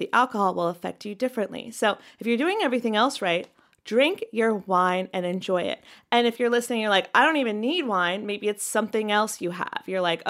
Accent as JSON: {"language": "English", "region": "North Carolina", "country": "United States", "tie": "born or raised there", "said": "We did this too, growing up in North Carolina."}